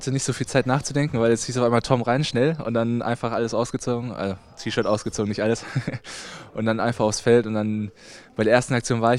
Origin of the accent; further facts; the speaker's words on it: Halver, North Rhine-Westphalia, Germany; Ich komme ja aus Halfa ursprünglich